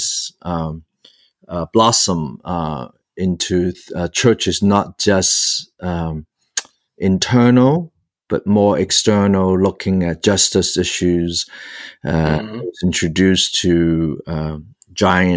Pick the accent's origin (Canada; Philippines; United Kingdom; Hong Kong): Hong Kong; also born or lived in New York City, United States / Los Angeles, United States; now in United States; back where I was born in Hong Kong, it was the Anglican Church in Hong Kong